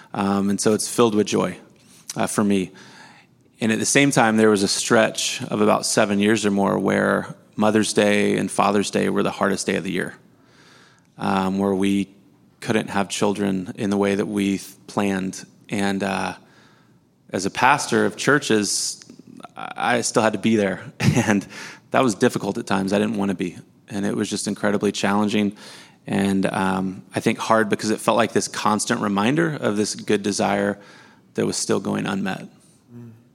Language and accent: English; Missouri, United States; I was born and raised in Missouri, same city, same house I grew up